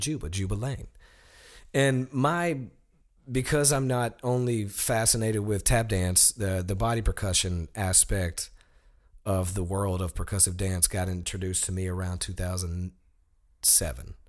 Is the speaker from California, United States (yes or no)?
no; Sheffield, Alabama, United States; moved away; I'm from Sheffield, Alabama, which is a town that is directly connected to Muscle Shoals.